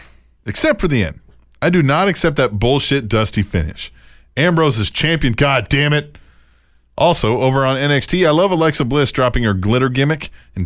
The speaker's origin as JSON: {"language": "English", "country": "Ireland", "said": "Maybe you forgot I'm from Ireland."}